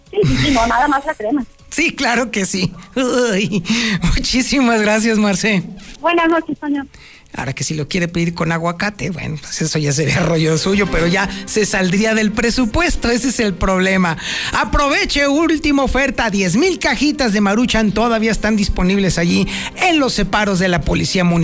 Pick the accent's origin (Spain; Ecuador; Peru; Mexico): Mexico; así, así somos los mexicanos, así nos encanta el folclore.